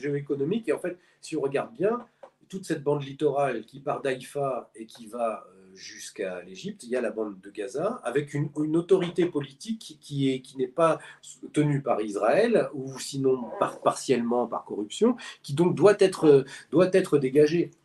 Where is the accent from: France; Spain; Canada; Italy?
France; nous, on est français